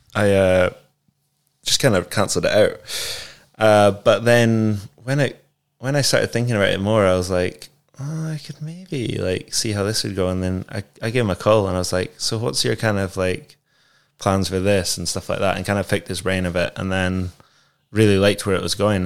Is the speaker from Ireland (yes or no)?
no; Scotland, United Kingdom; we're Scottish